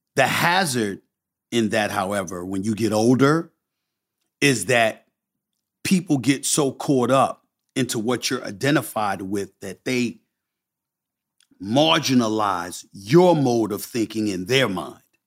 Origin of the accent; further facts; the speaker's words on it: New York City, New York, United States; also born or lived in Bronx, New York; I'm from Hollis, Queens. Born in the Bronx, raised in Hollis since I was one years old